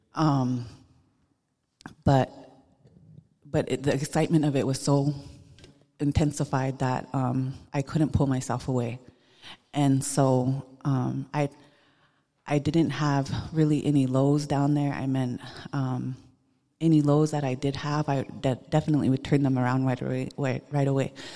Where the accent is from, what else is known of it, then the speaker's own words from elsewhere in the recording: Busby, Montana, United States; I'm Northern Cheyenne from Busby, Montana. I grew up in Busby